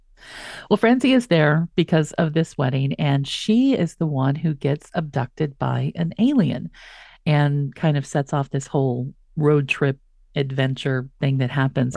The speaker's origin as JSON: {"language": "English", "region": "West Texas", "country": "United States", "said": "I'm from West Texas"}